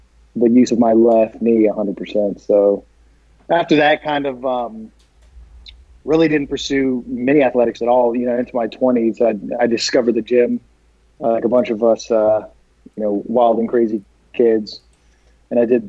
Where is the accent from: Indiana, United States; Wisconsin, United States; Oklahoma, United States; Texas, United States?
Texas, United States; also born or lived in Colorado; I was born in Colorado and then raised in Texas